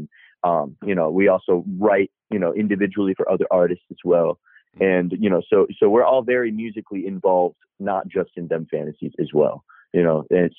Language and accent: English; Madison, Wisconsin, United States; I am from Madison, Wisconsin, which is a great place, but it's not massive or anything.